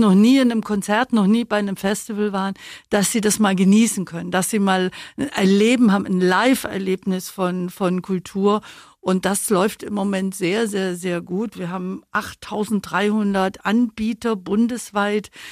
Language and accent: German; Babenhausen, Bavaria, Germany; accent: Swabian; moved away as an adult; also born or lived in Berlin; now in Augsburg, Germany; ich bin aufgewachsen in Babenhausen, in Grumbach in der Schule gewesen